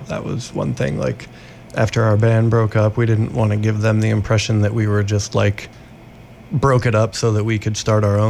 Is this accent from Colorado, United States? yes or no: yes; Colorado, United States; moved away as an adult; now in New Orleans, United States; we are from Colorado. We moved here in late September, and we kind of spent like the better part of the year before that on the road, living out of our van when we left Colorado.